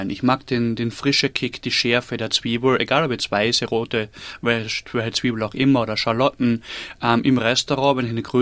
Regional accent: Carinthia, Austria; ich kenne es von zu Hause. Ich komme aus Kärnten im Süden von Österreich

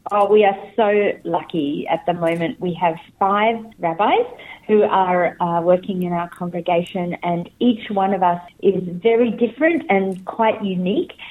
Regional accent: Adelaide, South Australia, Australia; now in Sydney, Australia; I was born in Adelaide, in South Australia, which is a very small Jewish community, and I grew up there

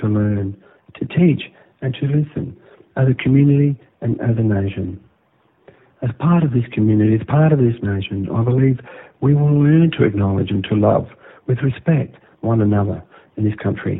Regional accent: Australia; as an Aboriginal person and as an Australian

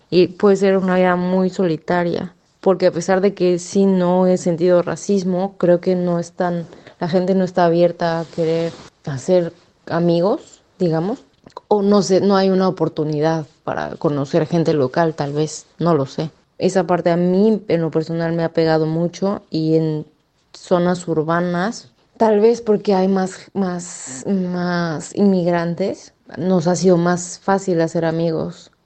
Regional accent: Mexico City, Mexico; moved away as an adult; also born or lived in Sydney, Australia / Armidale, Australia; now in Glenrowan, Australia; yo soy de la Ciudad de México, en México

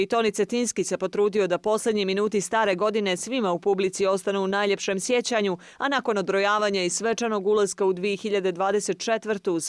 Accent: Podgorica, Montenegro; Dolazim iz Podgorice, odabrala sam Budvu jer je ovo kraljica turizma.

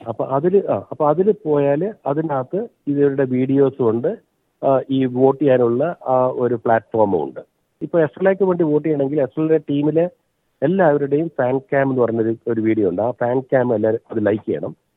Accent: Kannur, Kerala, India; moved away as an adult; also born or lived in Kottayam / Sydney; now in Port Macquarie, Australia; ഞാൻ ജനിച്ചത് കോട്ടയത്താണെങ്കിലും ഞാൻ വളർന്നത് കണ്ണൂരാണ്

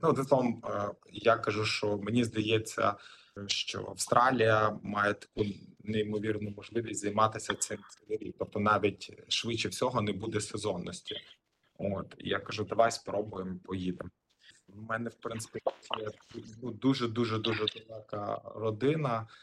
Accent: Lviv, Lviv Oblast, Ukraine; moved away as an adult; also born or lived in Kyiv, Ukraine; now in Sydney, Australia; Я народився в місті Львові

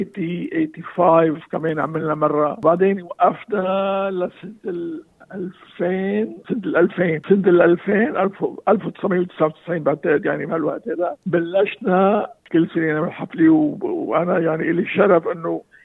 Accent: Lebanon; moved away as an adult; now in Australia; انا آه، جاي من لبنان

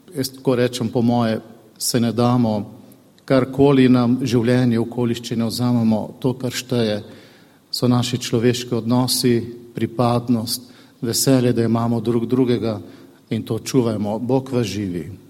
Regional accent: Slovenia; Mi pri nas doma v Sloveniji

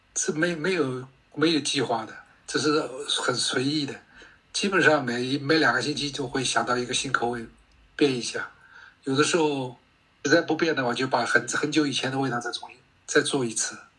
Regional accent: Shanghai, China; now in Australia; 我小的时候在上海

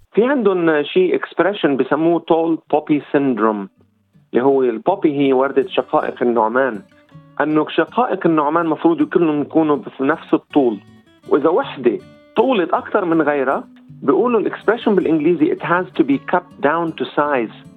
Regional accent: Lebanon; now in Australia; كوميدي لبناني أسترالي

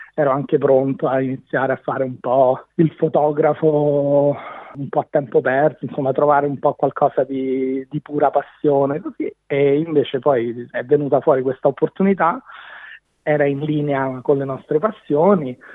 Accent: Rome, Lazio, Italy; moved away as an adult; also born or lived in Brussels / Dubai; now in Byron Bay, Australia; Sono di Roma e ho vissuto in Italia, ho fatto tutta l'università in Italia, sono rimasto lì fino a più o meno a 25 anni

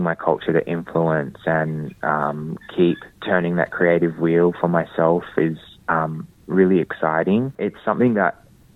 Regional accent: Perth, Western Australia, Australia; as a Whadjuk Noongar man growing up in Boorloo, Perth, growing up amongst a community

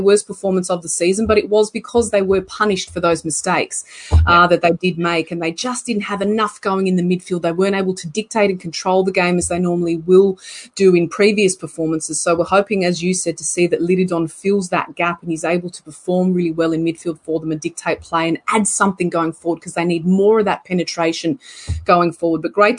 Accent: Croatia; first language Croatian; English is a second language; As we say in Croatia, in my mother tongue, puno hvala, which means many thanks.

